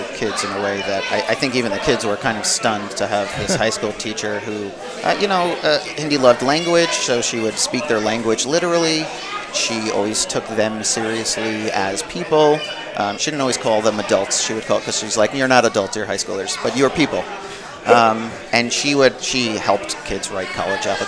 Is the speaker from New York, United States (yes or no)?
yes; Cedarhurst, New York, United States; I'm from Cedarhurst